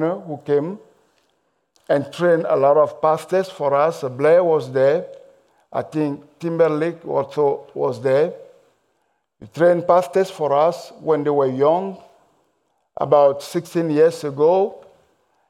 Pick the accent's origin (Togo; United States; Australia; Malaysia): Togo; accent: mixed accent, French and English; English is a second language; I am from Togo. In case you're wondering about my accent, it's a mixed accent, French and English.